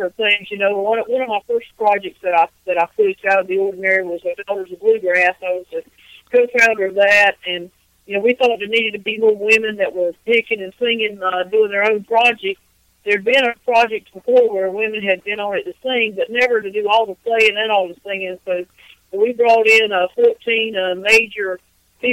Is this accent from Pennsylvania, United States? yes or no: no; East Coast of North Carolina, United States; now in Raleigh, United States; I'm from the East Coast of North Carolina, and now I live in Raleigh